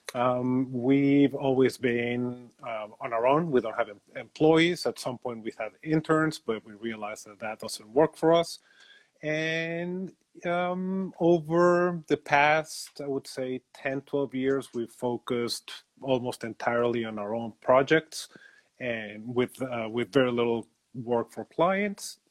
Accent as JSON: {"language": "English", "region": "Mexico City", "country": "Mexico", "said": "I am originally from Mexico City."}